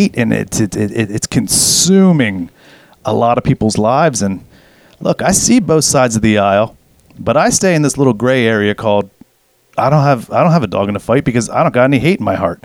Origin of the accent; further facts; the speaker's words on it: United States; growing up in America as a kid